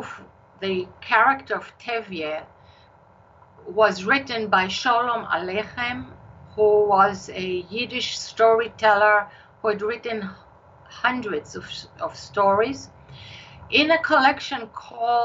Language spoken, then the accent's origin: English; Israel; accent: Israeli; moved away as an adult; now in United States; My accent is Israeli. I've lived in the United States all my adult life, but the accent stays.